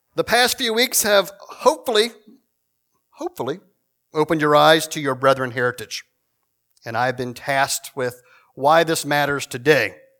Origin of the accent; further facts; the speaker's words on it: Shenandoah Valley, Virginia, United States; moved away; I'm originally from Virginia, from a, a country church in the middle of nowhere